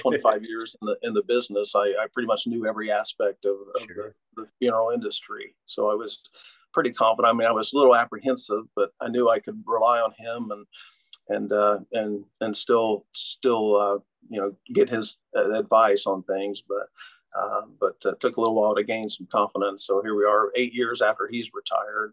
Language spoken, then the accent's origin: English; Oklahoma, United States; moved away as an adult; also born or lived in Cincinnati, Ohio; now in Muncie, United States; I grew up in Oklahoma, um, and then um, went to high school in Oklahoma.